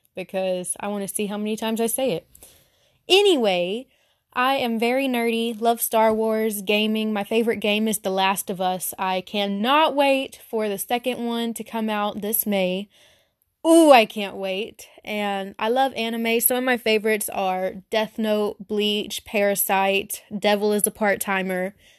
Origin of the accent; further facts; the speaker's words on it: Arkansas, United States; accent: Southern; I'm very Southern, from Arkansas, lived here my whole life